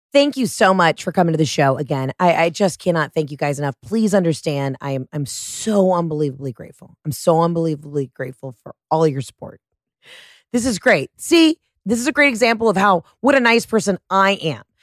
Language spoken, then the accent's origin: English; Atlanta, Georgia, United States; now in Los Angeles, United States; I'm from Atlanta.